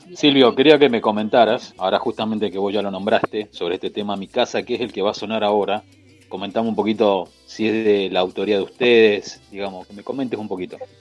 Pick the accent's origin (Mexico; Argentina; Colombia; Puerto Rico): Argentina; nosotros los argentinos venimos de otra cultura